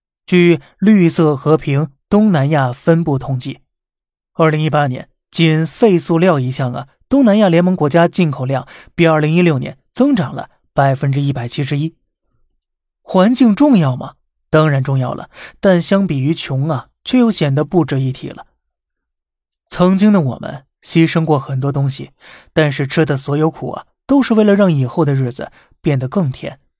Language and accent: Chinese; China; 这却是我们中国人的权利。